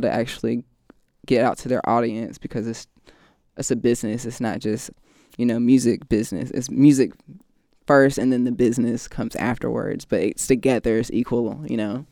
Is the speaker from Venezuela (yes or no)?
no; Raleigh, North Carolina, United States; now in Los Angeles, United States; I'm from Raleigh, North Carolina. Um, I'm the only child